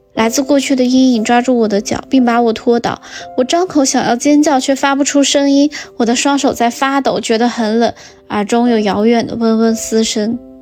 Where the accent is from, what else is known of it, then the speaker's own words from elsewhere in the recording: Xinjiang, China; moved away; 我的家乡新疆